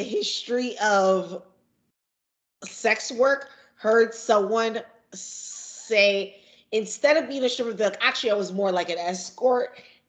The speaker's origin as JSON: {"language": "English", "country": "Nigeria", "lives_now": "United States", "said": "being Nigerian in the DMV area, especially being Igbo"}